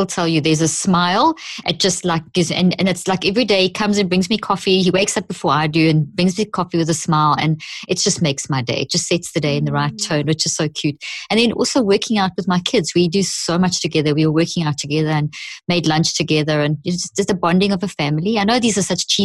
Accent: South Africa; moved away as an adult; also born or lived in Zimbabwe; now in Dallas, United States; South Africa. Born in Zimbabwe. Zimbabwe. Grew up in South Africa, and I have English-Italian parents

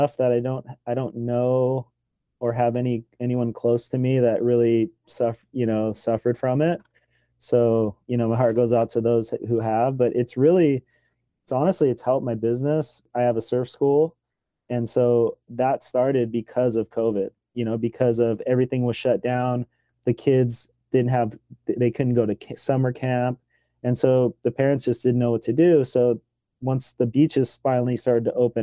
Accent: Los Angeles, California, United States; also born or lived in Oxnard, California; I was born in Venice, California, and grew up there just skateboarding

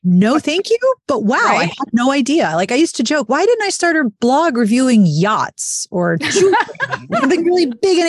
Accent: Pittsburgh, Pennsylvania, United States; I was from Pittsburgh

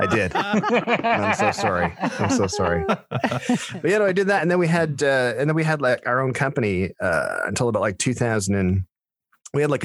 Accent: Stratford, Ontario, Canada; I was born and raised in Stratford

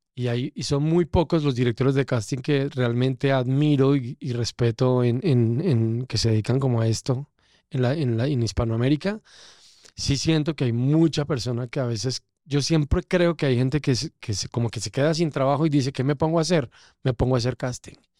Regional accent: Eje Cafetero, Colombia; born or raised there; also born or lived in Bogotá, Colombia

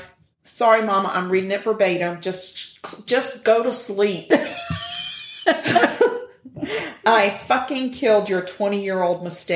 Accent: United Kingdom; because I'm British

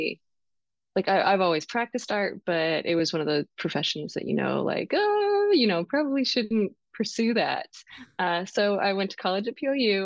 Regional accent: Eastern Washington, United States; I grew up in Eastern Washington

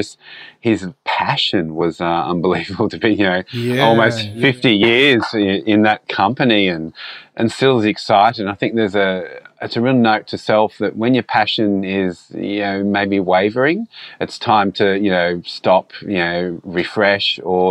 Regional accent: Australia; being an Australian, when we don't follow NFL that much

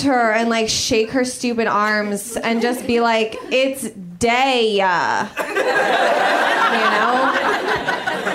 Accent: Los Angeles, California, United States; I'm from Los Angeles originally.

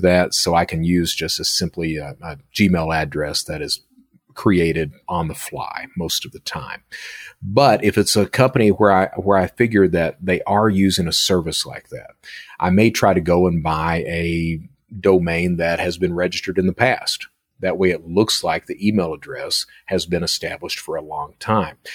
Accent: Hazard, Kentucky, United States; moved away; I'm from Hazard, Kentucky

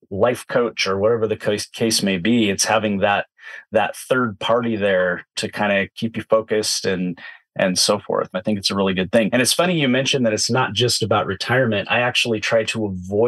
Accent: Southern Oregon, United States; I grew up in Southern Oregon. I've been a Pacific Northwest native for my entire life.

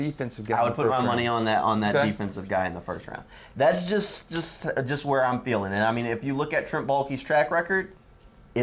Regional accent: New Orleans, Louisiana, United States; I'm from New Orleans

